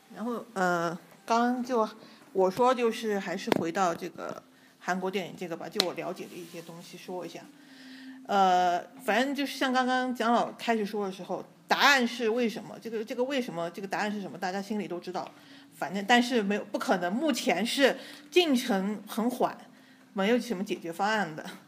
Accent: China; 我们从小都是内地长大

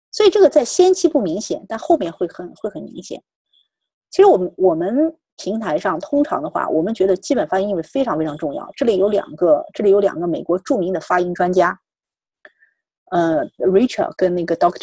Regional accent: China; 我们本身还是中国人

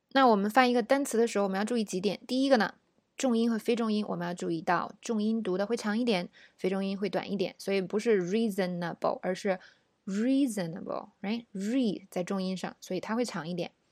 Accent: China; 我们中国人说英语的习惯，容易把这个辅音啊发得太重了

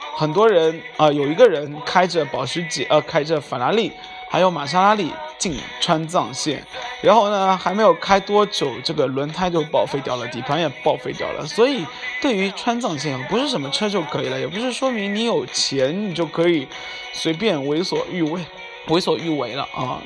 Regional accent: Shanghai, China; 我是上海人

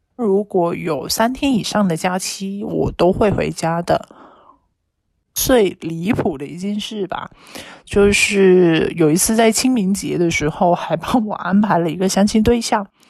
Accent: Yangjiang, Guangdong, China; now in Guangzhou, China; 我的家乡是在阳江的

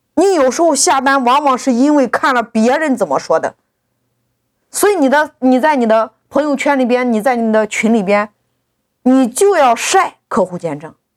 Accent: China; 我们中国人

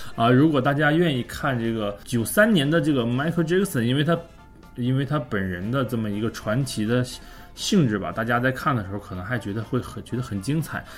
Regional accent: China; 我是中国人

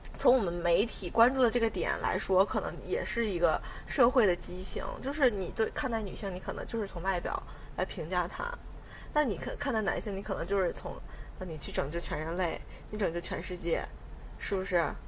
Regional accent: China; 是因为你是作为一个中国人，我们是属于同一个国籍的

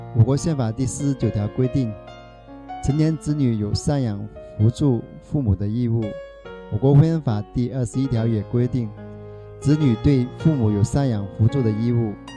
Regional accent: Shaoguan, Guangdong, China; now in Dongguan, China; 我来自广东韶关

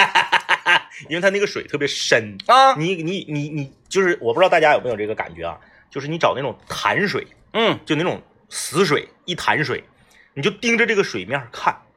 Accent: Northeast China, China; 我们作为东北人，我们两个活了三十多年

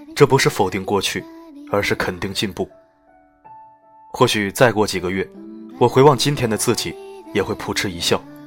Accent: China; 我们中国人喜欢用谐音去解读象征

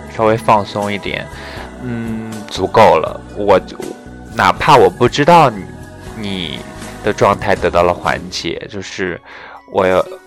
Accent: Shanxi, China; 我说我是山西人

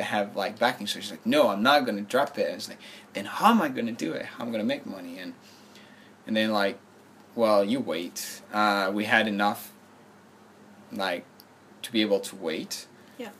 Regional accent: France; moved away as an adult; now in Shanghai, China; I'm from France.

